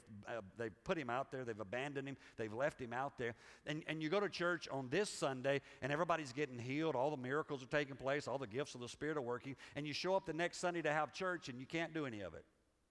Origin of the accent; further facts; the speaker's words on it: Liberia; now in United States; I grew up in Africa. And when you grow up in Africa, it just messes you up for America.